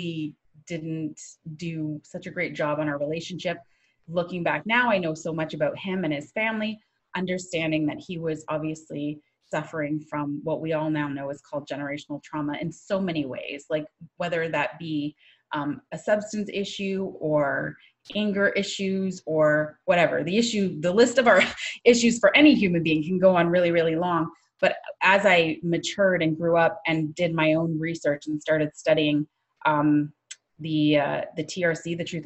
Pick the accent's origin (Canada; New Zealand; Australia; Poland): Canada; St. Catharines, Ontario; also born or lived in Thunder Bay, Ontario / Toronto; I grew up in the Niagara region, where I still live with my family. We live in a town, it's called St. Catherine.